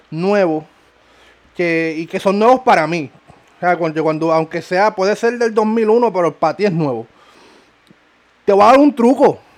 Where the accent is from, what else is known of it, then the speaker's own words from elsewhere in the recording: Ponce, Puerto Rico; Somos de Ponce, para que sepan.